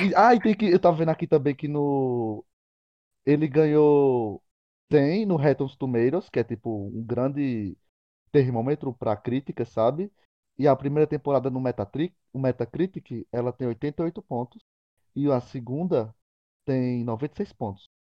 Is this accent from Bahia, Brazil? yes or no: no; Picuí, Paraíba, Brazil; que também sou de Picuí